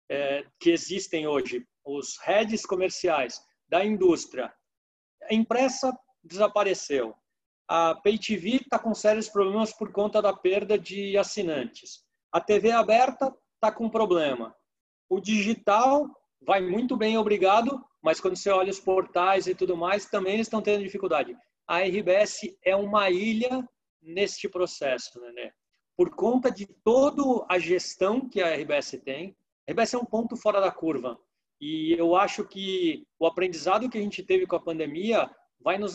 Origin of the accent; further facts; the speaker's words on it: São Paulo, Brazil; a percepção minha que viajo o mundo, venho de São Paulo, eu acho o povo do Rio Grande do Sul muito hospitaleiro.